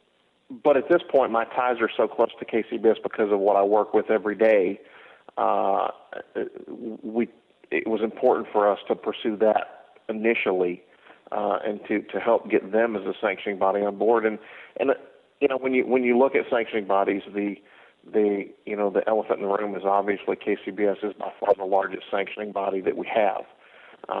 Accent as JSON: {"language": "English", "town": "Cumming", "region": "Georgia", "country": "United States", "tie": "born or raised there", "said": "I had a facility here in my hometown of Cumming, Georgia, which is just north of Atlanta"}